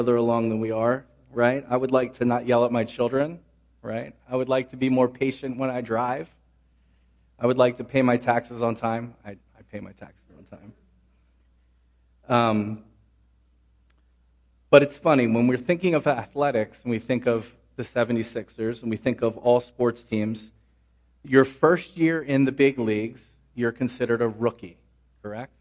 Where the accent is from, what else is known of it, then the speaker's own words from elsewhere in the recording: Philadelphia, Pennsylvania, United States; moved away; I grew up in Philadelphia